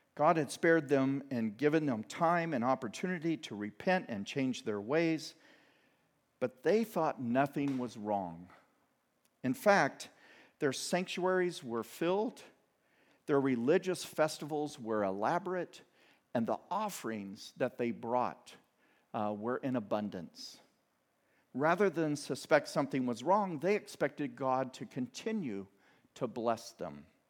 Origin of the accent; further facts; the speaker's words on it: Midwest, United States; I grew up in the Midwest, uh, the Bible Belt